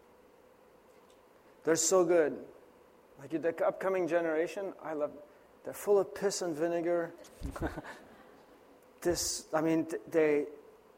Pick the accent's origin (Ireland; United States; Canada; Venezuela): Canada; I was born in Canada